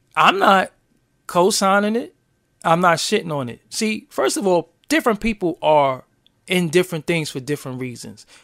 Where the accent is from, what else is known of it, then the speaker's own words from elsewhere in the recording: New York City, New York, United States; I'm from Brooklyn.